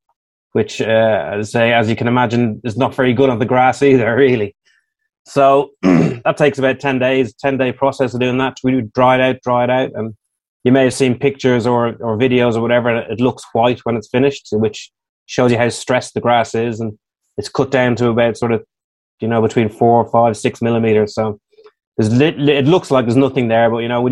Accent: Ireland; moved away; Being an Irishman

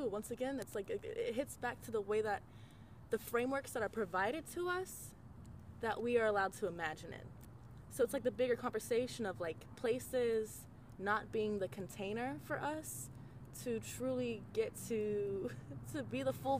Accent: Arizona, United States; growing up in Arizona and like really getting deep

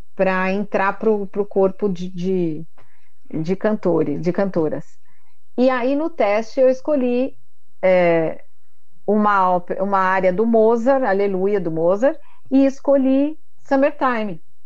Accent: São Paulo, Brazil; moved away as an adult; now in Indaiatuba, Brazil; Mas eu sou paulistana da Gema, vim morar aqui faz um ano e meio

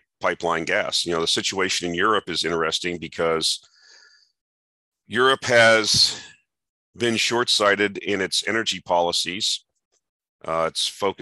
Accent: around Lake Okeechobee, Southern Florida, United States; I grew up in Southern Florida around Lake Okeechobee.

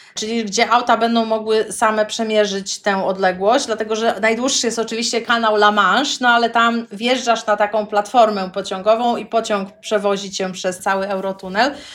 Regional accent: Poland; moved away as an adult; also born or lived in Gdańsk, Poland (parents live there) / Montevideo, Uruguay; now in Faroe Islands; jestem z Polski

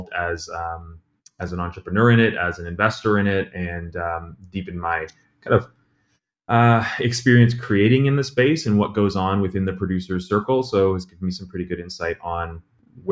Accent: Toronto, Ontario, Canada; moved away as an adult; now in New York, United States; I'm originally from Toronto, Canada. I moved down to New York about 6-7 years ago.

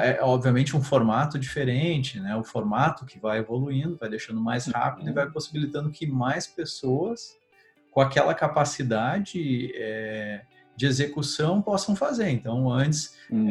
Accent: Rio Grande do Sul, Brazil; sou do Rio Grande do Sul

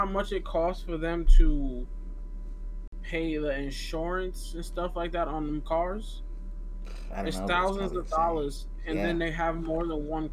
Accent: United States; I was born and raised in the United States.

